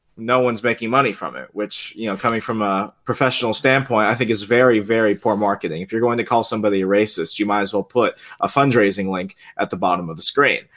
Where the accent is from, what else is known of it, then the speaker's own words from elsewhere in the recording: Puerto Rico; now in Virginia, United States; we're Puerto Ricans